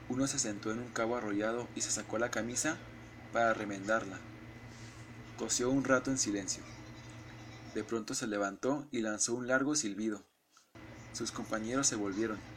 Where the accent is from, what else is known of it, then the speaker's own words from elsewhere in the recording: Mexico; somos sentidos los mexicanos.